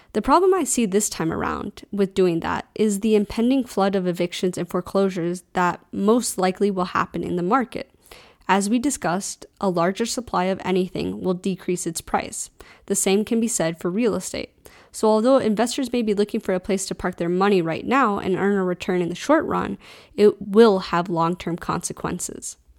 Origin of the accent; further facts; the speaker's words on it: United States; as an American